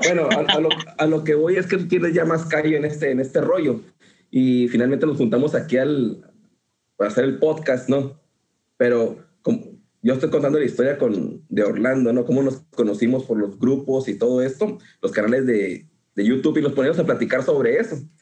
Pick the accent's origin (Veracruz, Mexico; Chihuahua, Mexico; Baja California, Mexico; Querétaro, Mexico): Chihuahua, Mexico; Ascensión; moved away as an adult; also born or lived in Ciudad Juárez; now in Houston, United States; también soy de Ascensión, Chihuahua de la Chona. Eh, ahí me crié, 18 años, y nací en Ciudad Juárez.